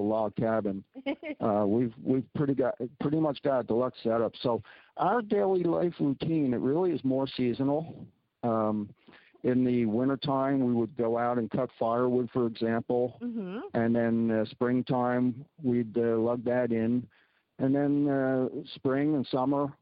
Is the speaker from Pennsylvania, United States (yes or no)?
yes; Philadelphia, Pennsylvania, United States; moved away as an adult; also born or lived in Maine / Northern Saskatchewan; now in Saskatchewan, Canada; I'm a city guy from the United States. I was born in Philadelphia and grew up in the suburbs